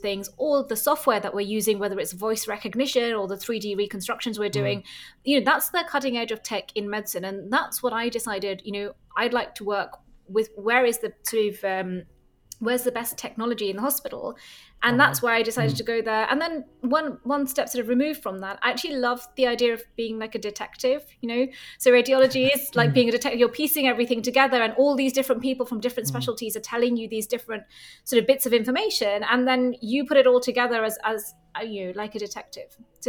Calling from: Copenhagen, Capital Region, Denmark; I'm calling in from Copenhagen and thanks very much for having me on the show.

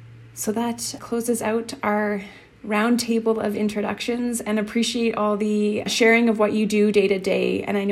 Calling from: Calgary, Alberta, Canada; I'm recording from Mokinsis, which is the Blackfoot word for elbow. And this references where the Elbow River and the Bow River meet in what is now known as downtown Calgary.

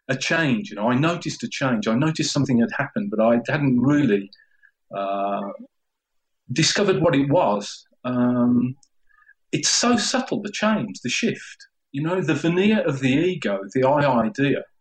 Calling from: Spain; I'm calling from Spain. Can you hear me okay?

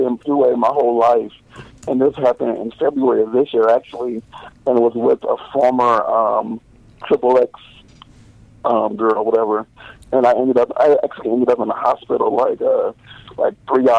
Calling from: Los Angeles, California, United States; I'm actually in L.A. right now.

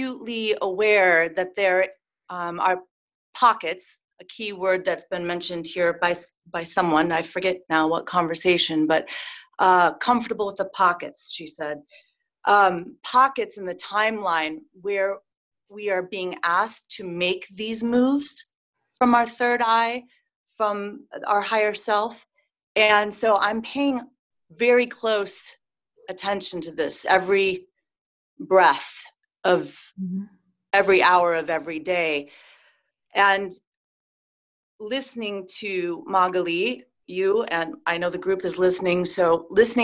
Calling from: California, United States; I'm calling from the exciting lockdown state of California.

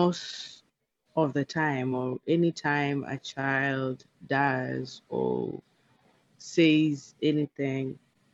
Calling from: Seattle, Washington, United States; I'm speaking from Seattle, Washington.

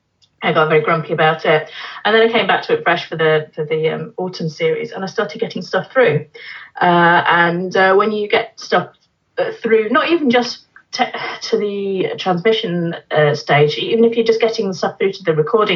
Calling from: Canterbury, South East England, United Kingdom; I'm calling you from just outside of Canterbury.

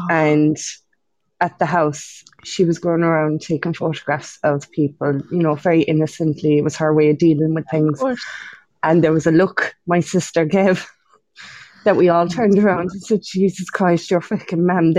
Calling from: Munster, Ireland

